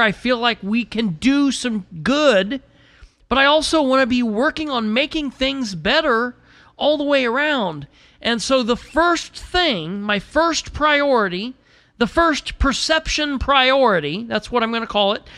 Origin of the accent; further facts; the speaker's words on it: United States; I'm an American